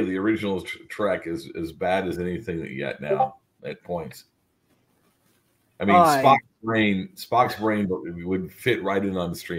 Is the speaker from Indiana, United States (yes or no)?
yes; rural Indiana, United States; I was right in between those ages in rural Indiana with a group of friends all playing D&D with siblings.